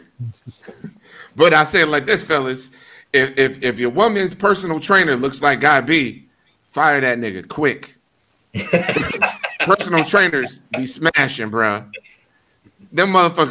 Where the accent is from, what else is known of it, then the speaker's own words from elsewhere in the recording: Milwaukee, Wisconsin, United States; I'm from Milwaukee